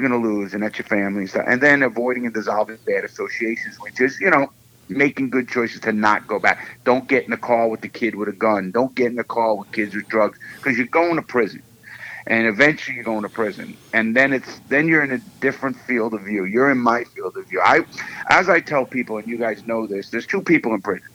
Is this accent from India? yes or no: no; New York City, New York, United States; I grew up in the Bronx in Brooklyn, New York.